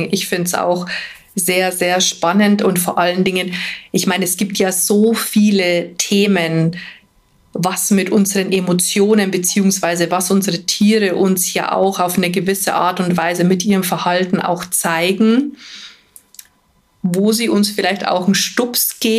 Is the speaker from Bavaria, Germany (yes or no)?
yes; Bavaria, Germany; Also ich sage immer, bei uns in Bayern sagt man pressiert, wenn es einem nie schnell genug geht